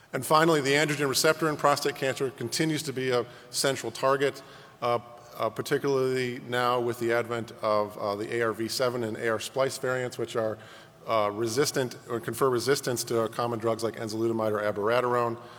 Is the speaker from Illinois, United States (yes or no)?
yes; Chicago, Illinois, United States; my hometown of Chicago